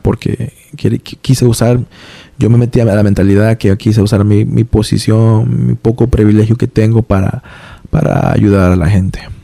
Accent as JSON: {"language": "Spanish", "region": "Iowa", "country": "United States", "tie": "born or raised there", "also_born_or_lived": "New York", "moved": "yes", "lives_now": "Providence, United States", "said": "fuimos para Iowa, el estado de Iowa, donde yo pasé, donde yo viví la gran mayoría de mi juventud"}